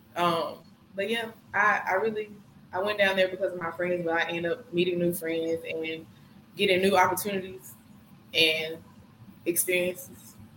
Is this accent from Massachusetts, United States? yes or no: no; Senatobia, Mississippi, United States; also born or lived in Memphis, Tennessee; we started off in Memphis and we moved to Senatobia when my brother turned. I think no, I turned three.